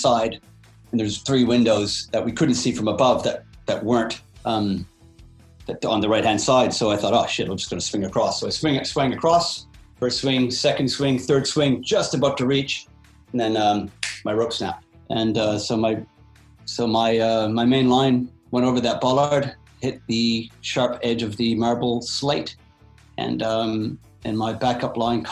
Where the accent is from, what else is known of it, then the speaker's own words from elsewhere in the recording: Canada; moved away as an adult; also born or lived in Jasper National Park, Alberta; now in Perth, Australia; I was born in Canada, so I kind of moved to the Rockies in kind of the early 90s